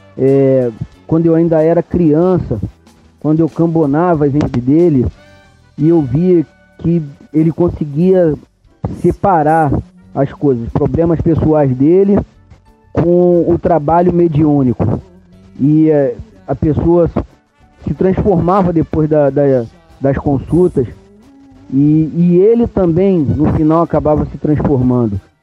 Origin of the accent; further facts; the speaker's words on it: Vaz Lobo, Rio de Janeiro, Brazil; also born or lived in Santa Cruz, Rio de Janeiro; desde bebê, eu fui criado dentro do, do terreiro de Umbanda, da vovó Maria Conga, lá em Vaz Lobo